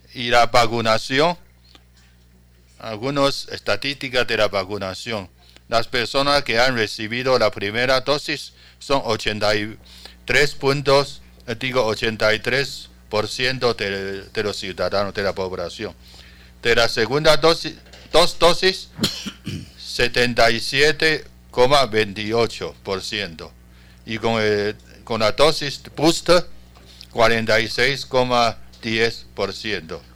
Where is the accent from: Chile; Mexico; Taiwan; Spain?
Taiwan